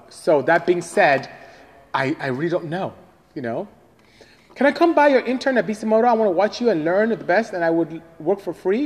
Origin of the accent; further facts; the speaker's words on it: Nigeria; moved away as an adult; also born or lived in Ontario, California, United States; now in United States; I am from Nigeria, West Africa